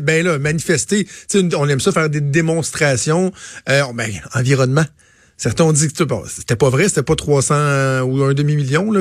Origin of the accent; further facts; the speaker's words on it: Laval, Quebec, Canada; moved away as an adult; now in Quebec City, Canada; je viens de Laval, je, vais dans ma famille